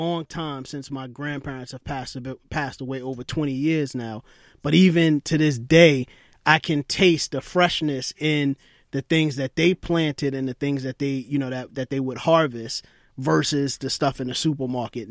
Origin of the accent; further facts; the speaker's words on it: New York City, New York, United States; I grew up in Brooklyn